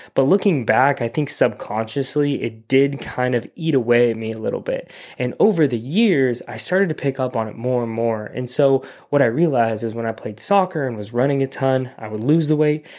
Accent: Simi Valley, California, United States; also born or lived in Orange County, California; my hometown, Simi Valley

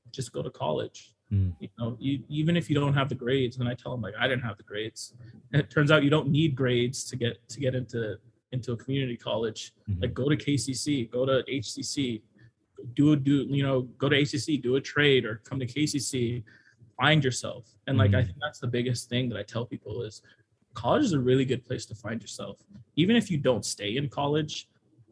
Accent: Honolulu, Hawaii, United States; I went to Moanalua, but I grew up in Kalihi

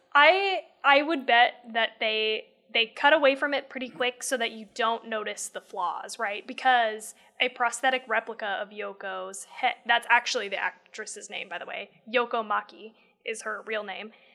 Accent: United States

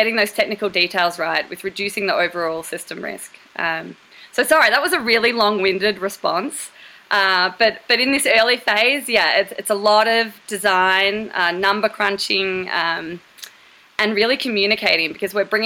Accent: Torquay, Victoria, Australia; moved away as an adult; I grew up in Torquay, Australia

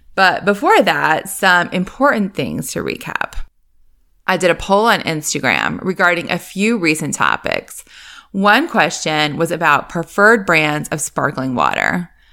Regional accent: Northeast, United States; moved away; I grew up in the Northeast

